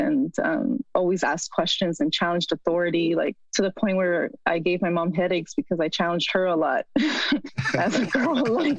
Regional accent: Mexico; now in United States; To say that I'm also American, it's very, I mean, both are very political terms, right?

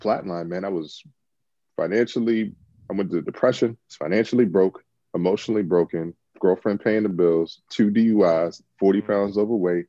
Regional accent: Washington, District of Columbia, United States; moved away as an adult; now in Los Angeles, United States; I'm originally from Washington D.C. Grew up in D.C.

